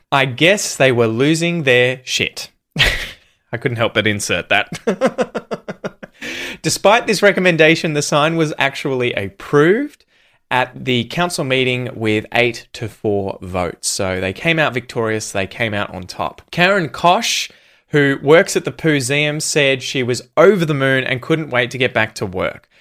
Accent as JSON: {"language": "English", "country": "Australia", "accent": "Australian", "first_language": "English"}